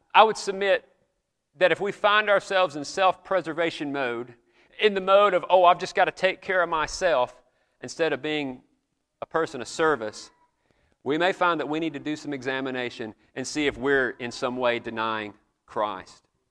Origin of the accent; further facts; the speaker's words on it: the South, United States; accent: Southern; if you guess places like South Carolina, Georgia, North Carolina, that's usually what I get